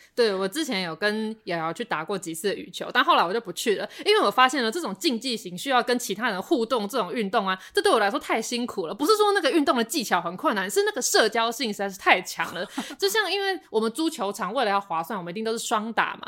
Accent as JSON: {"language": "Chinese", "region": "Taipei", "country": "Taiwan", "said": "我身为一个台北人，我就是过太爽了"}